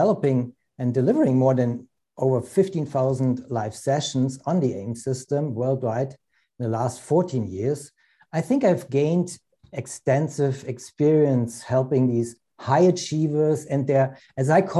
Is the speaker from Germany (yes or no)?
yes; Germany; I'm originally from Germany, but I work worldwide, internationally, mostly North America